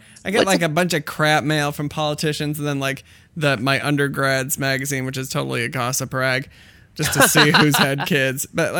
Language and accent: English; Iowa, United States; now in Chicago, United States; This was a very Iowa thing, very my hometown thing